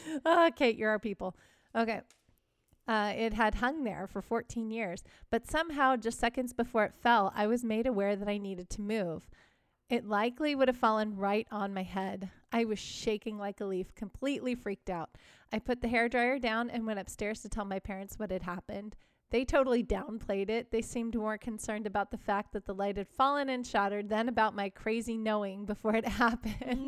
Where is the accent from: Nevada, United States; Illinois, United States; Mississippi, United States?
Illinois, United States; Chicago suburbs; I grew up in the Chicago suburbs